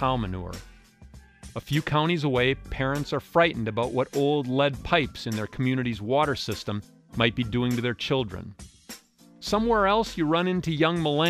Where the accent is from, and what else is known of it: Wisconsin, United States